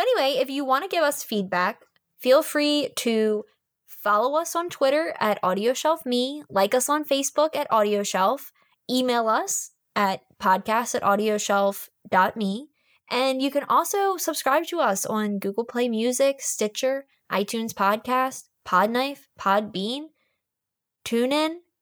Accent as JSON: {"language": "English", "region": "Maryland", "country": "United States"}